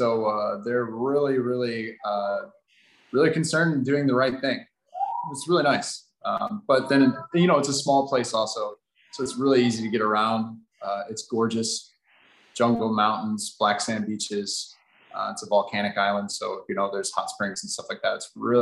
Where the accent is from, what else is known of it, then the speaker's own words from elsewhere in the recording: Ohio, United States; moved away as an adult; I am indeed from Ohio. Bit of a flyover state.